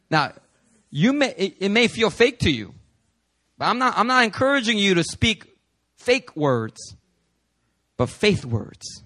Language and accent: English; New York, United States; I'm a New Yorker. Check it out. I'm cynical, I'm skeptical, I'm New York, baby.